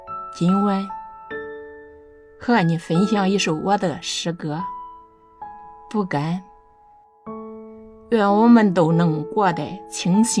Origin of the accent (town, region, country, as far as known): Nanyang, Henan, China